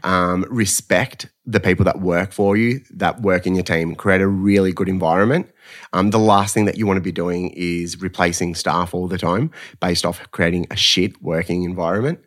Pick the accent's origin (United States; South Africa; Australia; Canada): Australia; Melbourne, Victoria; Essendon Keelor College